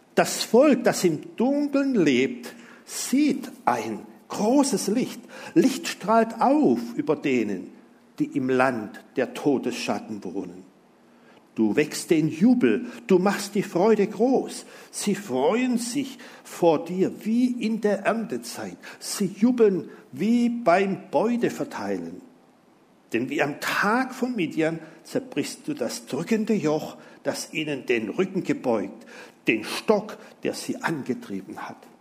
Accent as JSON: {"language": "German", "town": "Simmersfeld", "region": "Baden-Württemberg", "country": "Germany", "tie": "born or raised there", "said": "da ist auch mein Heimatdorf, das schönste Dorf der Welt, Simmersfeld."}